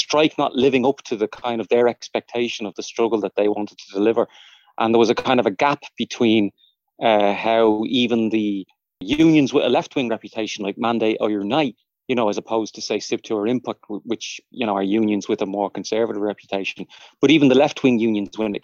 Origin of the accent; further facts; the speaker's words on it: Dublin, Leinster, Ireland; I grew up in Fatima Mansions flats and then moved up to Crumlin.